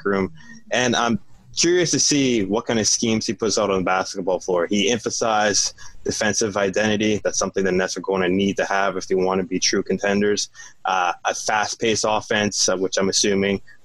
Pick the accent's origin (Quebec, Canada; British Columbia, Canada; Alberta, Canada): British Columbia, Canada; Vancouver; now in Victoria, Canada; I'm Canadian. Steve Nash played high school basketball here in Victoria, British Columbia. I'm from Vancouver